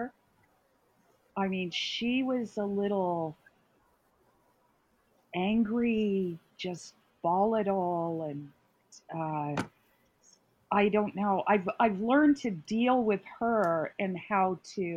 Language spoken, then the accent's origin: English; Arizona, United States; now in New York, United States; I'm from Arizona